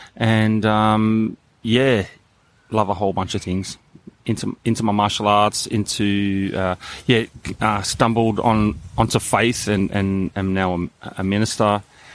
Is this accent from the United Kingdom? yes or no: no; Bankstown, New South Wales, Australia; also born or lived in Petersham; originally from Bankstown, so born and bred in Bankstown.